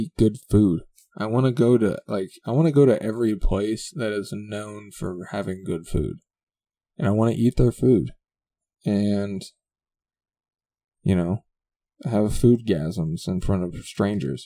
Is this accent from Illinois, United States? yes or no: no; the land of Big Sky, Montana, United States; I'm from the land of Big Sky